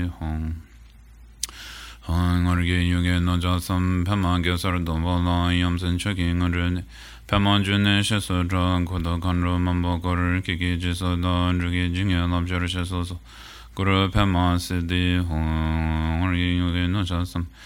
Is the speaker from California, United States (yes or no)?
yes; the Bay Area, California, United States; also born or lived in Colorado / Oakland; I grew up in the Bay Area. I live kind of between Colorado and Oakland these days.